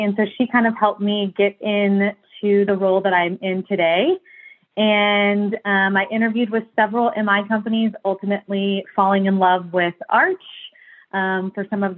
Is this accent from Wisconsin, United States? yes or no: no; Katy, Texas, United States; also born or lived in San Antonio, Texas / San Marcos, Texas; now in Austin, United States; I'm from Houston, originally, right outside of Houston, Katy, Texas, born and raised.